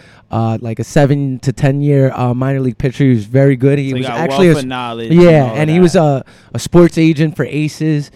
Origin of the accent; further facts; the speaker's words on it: New York City, New York, United States; I grew up in the Brooklyn Bonnie organization